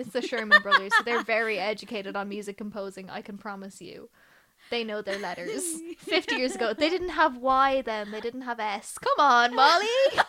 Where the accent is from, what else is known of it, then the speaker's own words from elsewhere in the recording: Ireland; It's a big part of my diet as an Irish person.